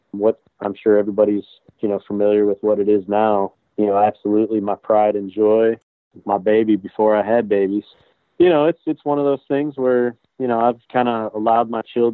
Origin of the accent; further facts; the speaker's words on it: Avon Lake, Ohio, United States; also born or lived in Wellington, Ohio / Toledo, Ohio; I grew up in Avon Lake, Ohio, which is literally on the lakefront of Lake Erie, probably about 30 minutes west of Cleveland, Ohio.